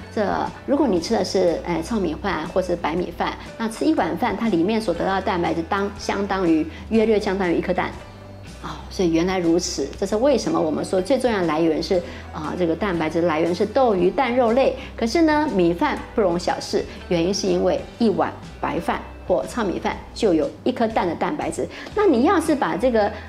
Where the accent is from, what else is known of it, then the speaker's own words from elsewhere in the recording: Taiwan; 我们台湾人